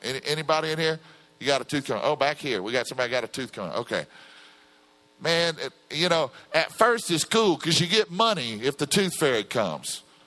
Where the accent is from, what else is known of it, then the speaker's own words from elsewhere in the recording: Louisiana, United States; I come from Louisiana where the oil spill's going on